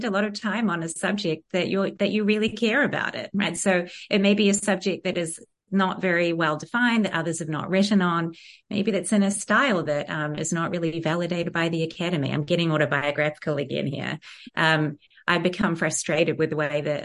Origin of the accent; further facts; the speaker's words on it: New Zealand; moved away; growing up in Aotearoa in the 1980s mainly and 90s